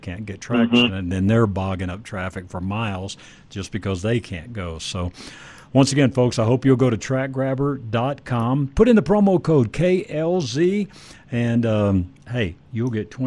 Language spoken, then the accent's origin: English; Dallas-Fort Worth area, Texas, United States; I grew up in the Dallas-Fort Worth area